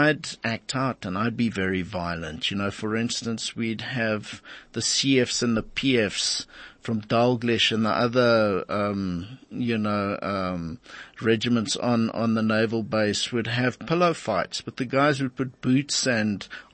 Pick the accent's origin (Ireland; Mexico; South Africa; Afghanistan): South Africa; the culture that we grew up with in South Africa